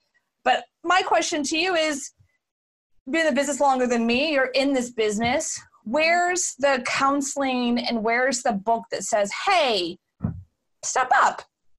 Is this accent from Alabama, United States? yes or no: no; Houston, Texas, United States; also born or lived in Austin; So I was born and raised in Houston.